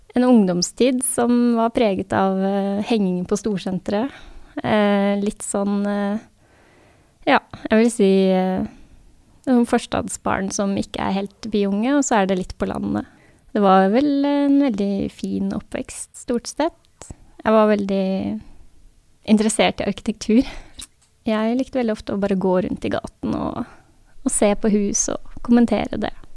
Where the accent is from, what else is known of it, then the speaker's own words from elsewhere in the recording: Sandvika, Akershus, Norway; also born or lived in Oslo / Asker; Jeg er født i Oslo og vokste opp delvis i Sandvika og delvis i Asker